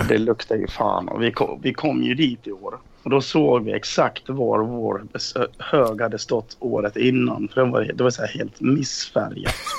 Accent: Dalarna County, Sweden; moved away; När jag var här hemma i Dalarna.

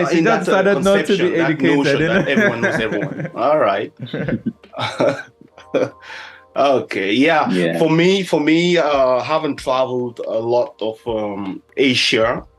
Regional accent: Cameroon; I'm from Cameroon.

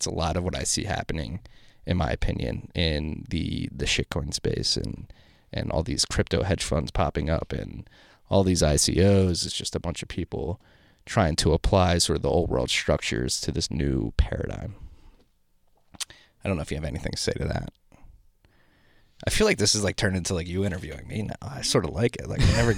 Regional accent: Philadelphia, Pennsylvania, United States; I'm from Northeast Philly. We're big on instincts

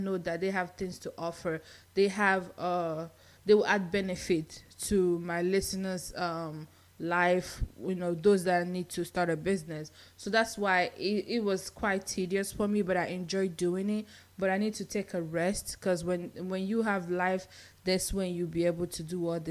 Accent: Nigeria; moved away as an adult; now in United States; I'm Nigerian

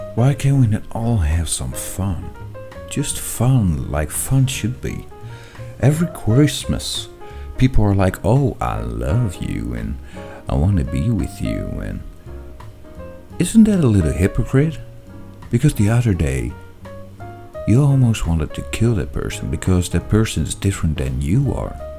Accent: Netherlands; And now I'm from the Netherlands

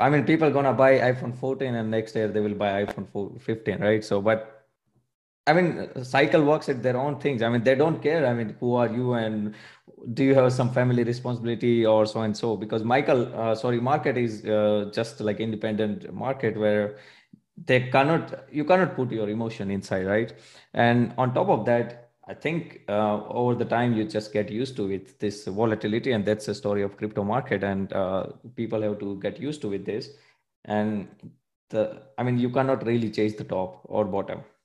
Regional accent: India; now in Munich, Germany; I am basically from India

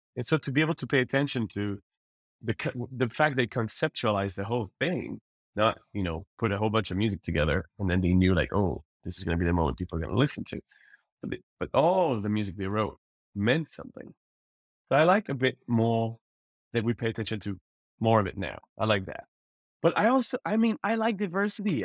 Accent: Repentigny, Quebec, Canada; also born or lived in Montreal; now in Paris, France; I was raised in Repentigny. I was born in Montreal

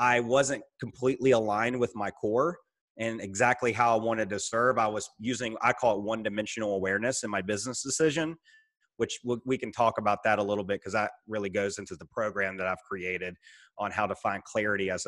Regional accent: Roanoke, Virginia, United States; also born or lived in Richmond, Virginia; actually move 3 hours from the company to my hometown in Roanoke, Virginia

